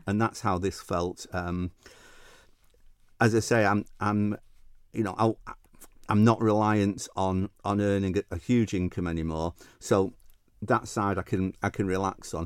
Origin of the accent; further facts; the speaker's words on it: Manchester, North West England, United Kingdom; accent: northern Mancunian; moved away as an adult; now in Isle of Man; I was in the U K, as you can tell by my, my northern Mancunian accent.